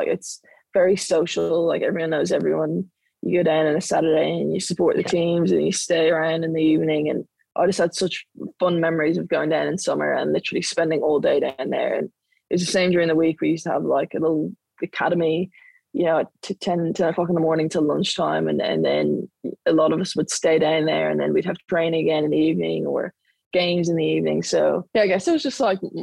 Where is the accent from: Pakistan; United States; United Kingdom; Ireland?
Ireland; Dublin, Leinster; moved away as an adult; now in Victoria, Australia; I grew up in Dublin and Blackrock in Dublin